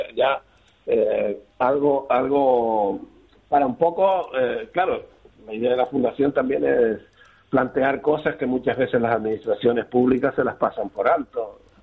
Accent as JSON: {"language": "Spanish", "area": "Lanzarote", "region": "Canary Islands", "country": "Spain", "moved": "as an adult", "lives_now": "Berlin, Germany", "said": "yo ya soy casi alemán, aunque soy de Lanzarote."}